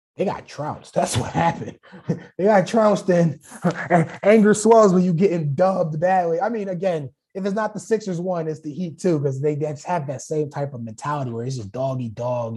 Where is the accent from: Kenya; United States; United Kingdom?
United States; Philadelphia, Pennsylvania; We're from Philly